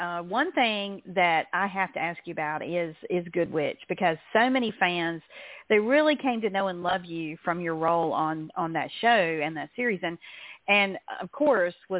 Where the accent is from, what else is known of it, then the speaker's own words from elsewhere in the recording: North Carolina, United States; I'm a coastal gal anyway, being born and raised in North Carolina